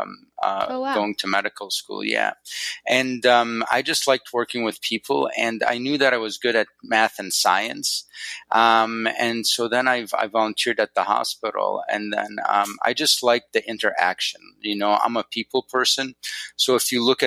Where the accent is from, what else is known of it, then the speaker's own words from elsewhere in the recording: Northwest Wisconsin, United States; also born or lived in Egypt / Chicago; now in Arizona, United States; my parents are from Egypt, but I grew up in Northwest Wisconsin